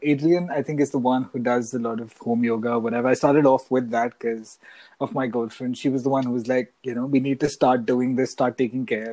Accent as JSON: {"language": "English", "town": "Mumbai", "region": "Maharashtra", "country": "India", "moved": "yes", "lives_now": "Canada", "said": "NYC reminds me a lot of home. I come from Mumbai, which is another big city"}